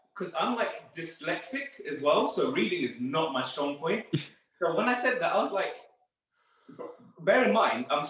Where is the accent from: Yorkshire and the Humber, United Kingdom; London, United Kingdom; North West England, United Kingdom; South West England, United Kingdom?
London, United Kingdom; I grew up in Northwest London